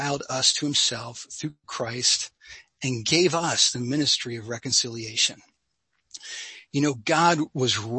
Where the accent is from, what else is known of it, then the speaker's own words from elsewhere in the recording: Sussex County, New Jersey, United States; I grew up in North Jersey. So Cheryl, I grew up in Sussex County